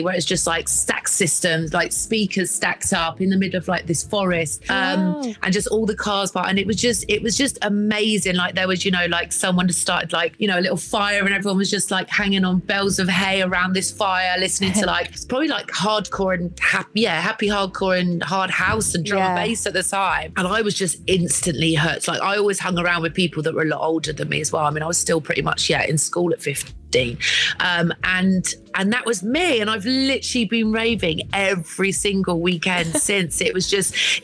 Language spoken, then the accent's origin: English; Weston-super-Mare, South West England, United Kingdom; moved away as an adult; also born or lived in London / Ibiza; I grew up in Weston-super-Mare